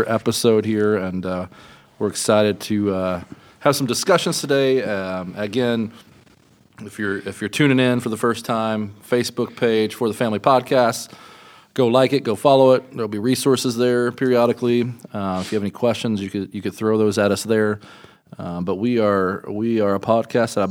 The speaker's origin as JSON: {"language": "English", "region": "Kentucky", "country": "United States", "said": "Kentucky, my home state"}